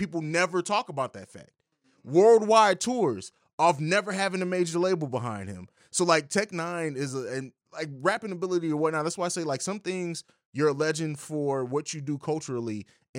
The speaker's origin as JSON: {"language": "English", "region": "Midwest", "country": "United States", "said": "We're all from the Midwest, so it's different."}